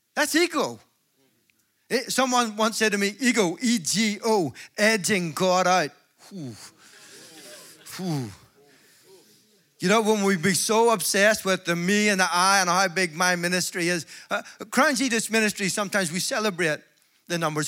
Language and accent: English; Belfast, Northern Ireland, United Kingdom; I'm from Belfast